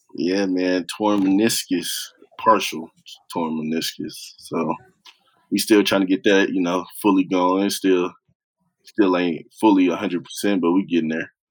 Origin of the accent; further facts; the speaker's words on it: Oklahoma, United States; growing up in Oklahoma.